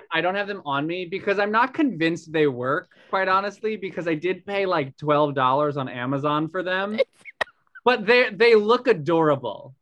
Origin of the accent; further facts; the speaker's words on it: Long Island, New York, United States; I grew up on Long Island, which is, you know, a 40 minute train ride from the city